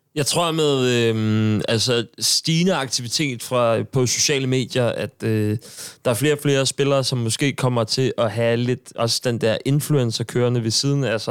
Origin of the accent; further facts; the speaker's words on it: Sorø, Zealand, Denmark; moved away; nu er jeg fra Sorø